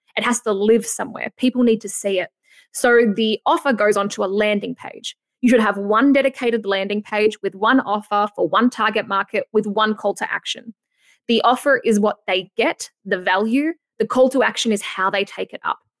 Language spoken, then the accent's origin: English; Australia; accent: Aussie; my Aussie accent